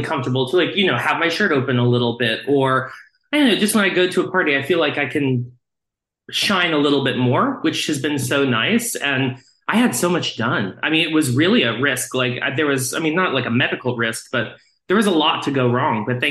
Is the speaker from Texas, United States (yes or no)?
yes; Texas, United States; I grew up in Texas